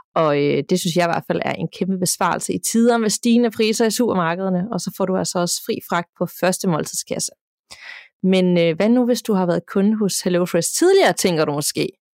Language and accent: Danish; Denmark; hjemme i Danmark